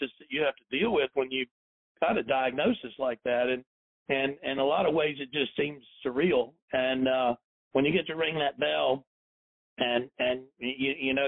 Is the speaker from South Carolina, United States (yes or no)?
yes; South Carolina, United States; moved away; also born or lived in Chattanooga, Tennessee; I grew up in South Carolina, I was born near Chattanooga, Tennessee, and all my family is in this area